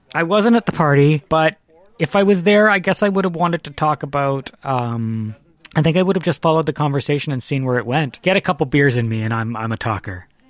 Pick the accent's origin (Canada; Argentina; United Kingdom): Canada; Vancouver, British Columbia; now in Toronto, Canada; I live in Toronto. I'm from Vancouver originally.